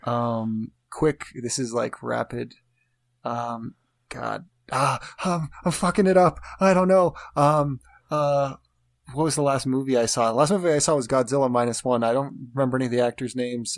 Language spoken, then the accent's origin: English; United States; I'm an American and Americans are are my people